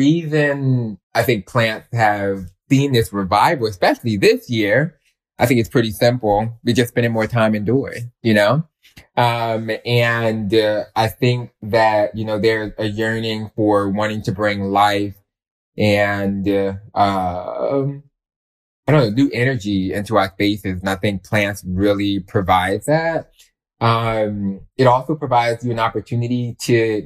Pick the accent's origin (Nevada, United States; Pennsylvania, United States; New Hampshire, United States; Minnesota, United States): Pennsylvania, United States; Philadelphia; I grew up in West Philadelphia